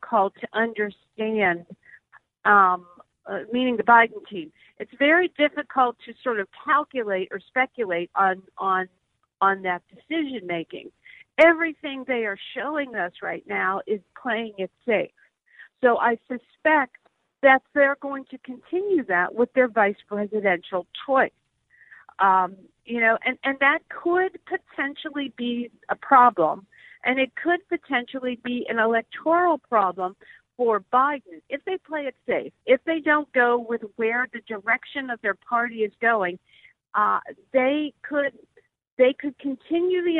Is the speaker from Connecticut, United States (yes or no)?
no; Pennsylvania, United States; my home state of Pennsylvania